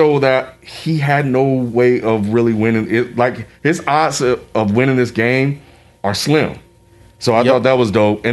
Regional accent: Mississippi, United States; a 13, 14-year-old kid growing up in Mississippi at a school that's predominantly white

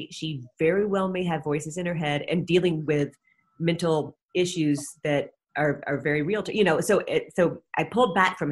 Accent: Atlanta, Georgia, United States; I grew up in Atlanta during the time of the Atlanta child murders.

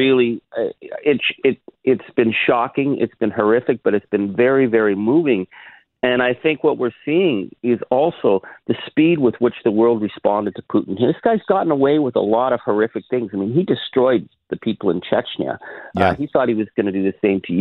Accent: Canada; as a Canadian

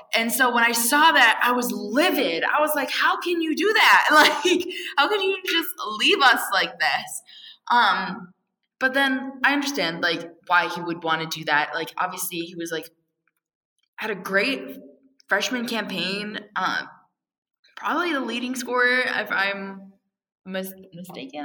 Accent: Virginia, United States; I am from Virginia

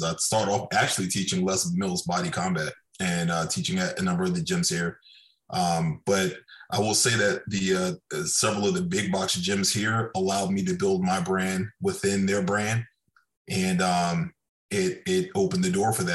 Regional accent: Okinawa, Japan; moved away; I grew up in Okinawa, Japan.

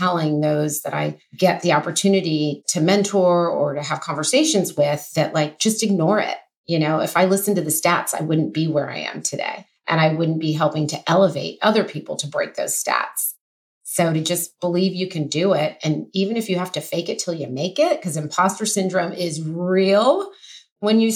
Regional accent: Oklahoma, United States; moved away as an adult; now in Los Angeles, United States; I grew up in Oklahoma, went to college there, moved

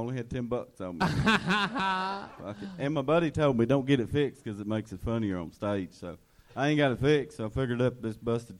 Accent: Eastern Kentucky, United States; moved away as an adult; also born or lived in Lexington, Kentucky; Real small town, Eastern Kentucky. Yeah, then I moved to Lexington about 6 years ago

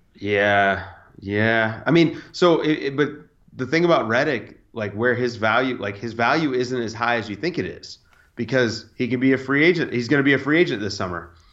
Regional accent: United States; I'm an American citizen

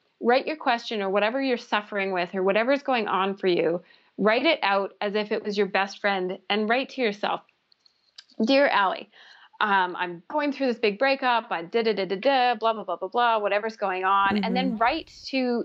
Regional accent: Canada; I'm Canadian and that's our Dunkin' Donuts here

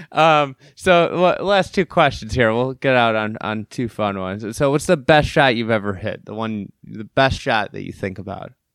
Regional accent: Illinois, United States; We're both from Illinois.

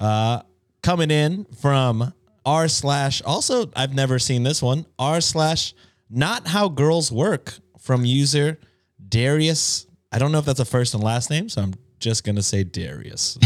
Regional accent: United States; as an American

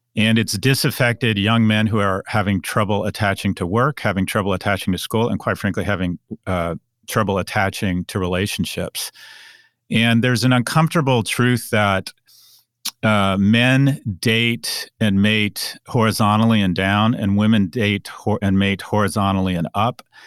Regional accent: United States

